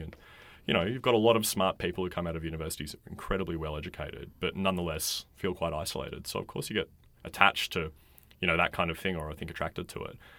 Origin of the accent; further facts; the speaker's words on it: Australia; in this country